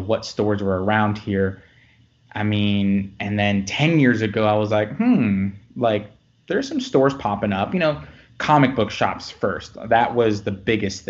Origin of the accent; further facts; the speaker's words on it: Florida, United States; now in the Carolinas, United States; born and raised in Florida, but, you know, moved to the South, to the Carolinas later, and, you know, for most of my life.